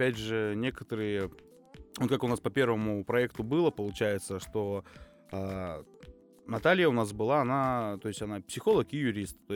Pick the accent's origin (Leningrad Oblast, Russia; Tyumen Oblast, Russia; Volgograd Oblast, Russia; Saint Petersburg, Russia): Tyumen Oblast, Russia; Tyumen; непосредственно Тюмень, да, мы из Тюмени все находим